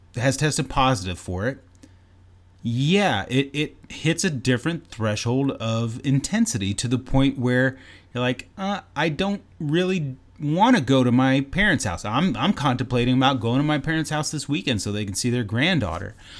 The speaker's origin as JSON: {"language": "English", "country": "Canada", "said": "I'm Canadian"}